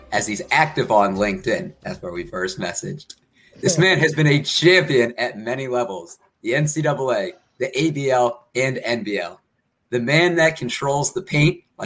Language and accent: English; Maryland, United States; we're both from Maryland